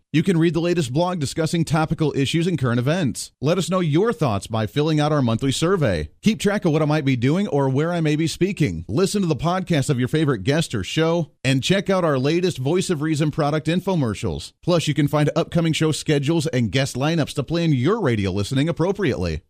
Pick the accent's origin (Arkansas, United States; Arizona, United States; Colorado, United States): Colorado, United States; moved away; I came from Colorado originally, uh, where I went to high school and grew up as a kid